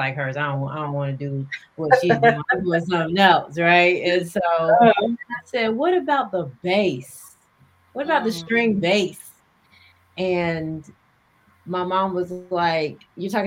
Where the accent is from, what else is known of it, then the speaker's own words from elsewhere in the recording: Marietta, Georgia, United States; also born or lived in North Carolina / New York / overseas; I was born in North Carolina. Okay. I was raised in Georgia, in Marietta to be exact